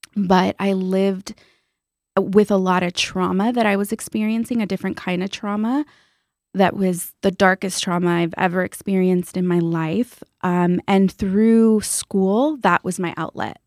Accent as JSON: {"language": "English", "town": "San Juan Capistrano", "region": "California", "country": "United States", "tie": "born or raised there", "said": "I grew up in Orange County in a small town called San Juan Capistrano"}